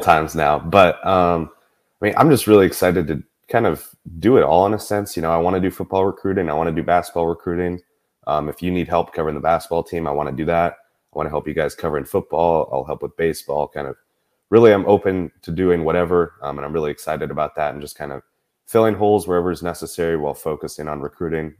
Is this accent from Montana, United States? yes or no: yes; Bozeman, Montana, United States; moved away as an adult; now in Auburn, United States; I'm originally from Bozeman, Montana